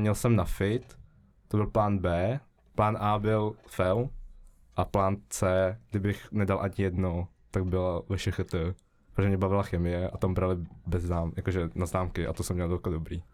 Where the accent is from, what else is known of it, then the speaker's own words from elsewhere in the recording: Žatec, Ústí nad Labem Region, Czechia; now in Prague, Czechia; jsem ze Žace, uh, studuju SIT tady